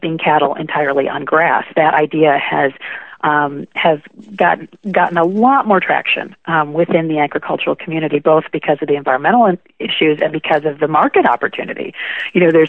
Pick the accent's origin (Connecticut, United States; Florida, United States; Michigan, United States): Michigan, United States; Kalamazoo; now in Northern California, United States; that community in Kalamazoo, Michigan, where I'm from